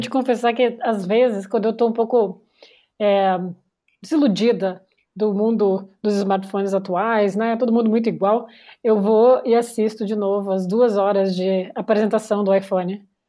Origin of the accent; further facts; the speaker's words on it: Porto Alegre, Rio Grande do Sul, Brazil; moved away; eu vim de Porto Alegre